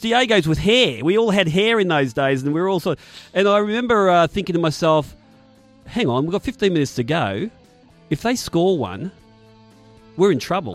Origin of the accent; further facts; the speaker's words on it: Footscray, Victoria, Australia; my local club was Footscray JUST because I'm obviously from the Footscray area